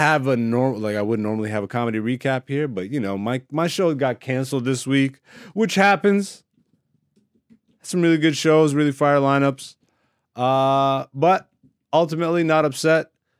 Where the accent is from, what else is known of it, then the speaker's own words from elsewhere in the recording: Canada; also born or lived in Europe; being an African born in Europe and then raised in Canada.